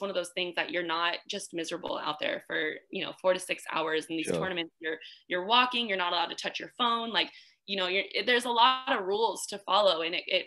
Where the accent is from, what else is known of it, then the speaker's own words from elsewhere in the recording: Arizona, United States; I grew up in Arizona.